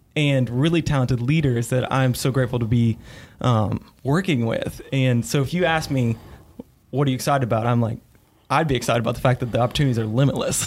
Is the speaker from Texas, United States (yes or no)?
no; northern Kentucky, United States; moved away as an adult; now in Greenville, United States; I grew up in, uh, northern Kentucky